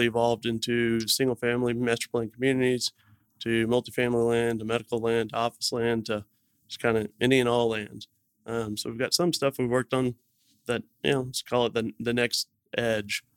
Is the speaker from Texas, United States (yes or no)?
yes; Dallas, Texas, United States; my partner and I were both born and raised in Dallas